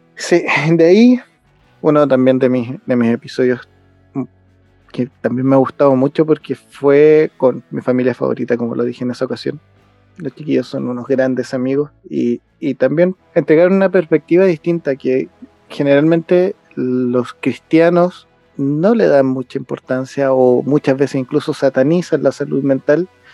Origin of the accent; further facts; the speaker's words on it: Chile; los chilenos tenemos eso